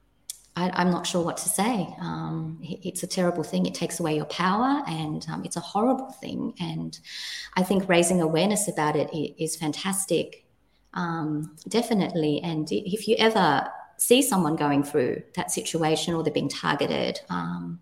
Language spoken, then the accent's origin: English; Sydney, New South Wales, Australia; moved away as an adult; now in New Zealand; I feel that I am Australian, and now I'm a New Zealander